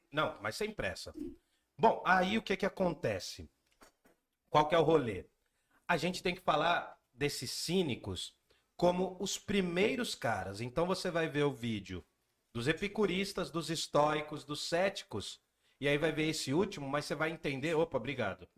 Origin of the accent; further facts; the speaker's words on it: Jundiaí, São Paulo, Brazil; A gente veio do Gandra, que a gente estudou numa escola aqui de Jundiaí